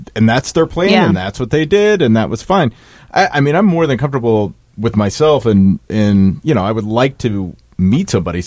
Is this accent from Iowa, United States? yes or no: yes; Des Moines, Iowa, United States; moved away; where I grew up in Des Moines